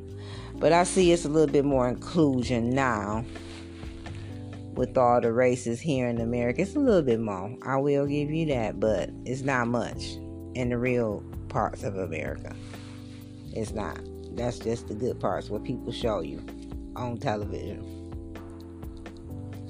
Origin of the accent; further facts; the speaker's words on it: United States; I think us as African American women, foundational black women